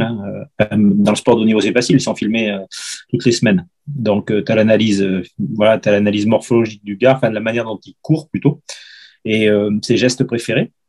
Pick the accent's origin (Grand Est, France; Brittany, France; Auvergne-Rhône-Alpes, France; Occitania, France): Auvergne-Rhône-Alpes, France; Lamastre; j'ai fait toutes les catégories, euh, de débutants, jusqu'à vétéran dans mon petit club de la Mastre